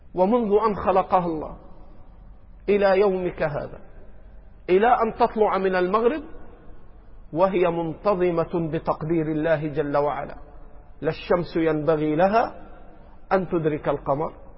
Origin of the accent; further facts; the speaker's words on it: Egypt; عندنا في مصر